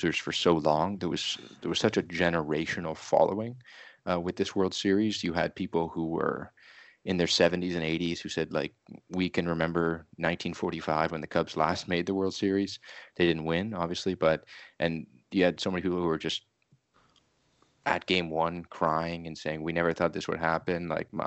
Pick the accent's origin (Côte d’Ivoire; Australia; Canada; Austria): Canada; I'm from Canada